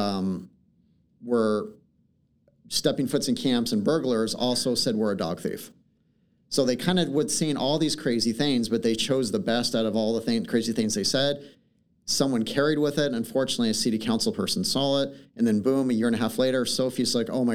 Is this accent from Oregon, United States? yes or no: yes; Portland, Oregon, United States; I've been born and raised in Portland.